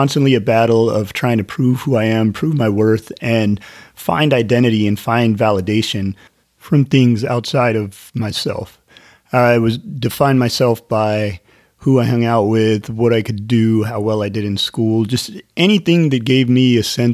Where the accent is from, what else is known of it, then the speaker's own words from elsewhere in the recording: Northern California, United States; I grew up in Northern California